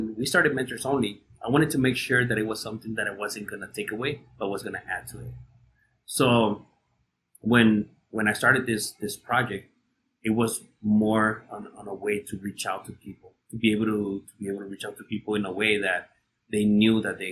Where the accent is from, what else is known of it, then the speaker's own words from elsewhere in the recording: Ciudad Juárez, Chihuahua, Mexico; I grew up in Juarez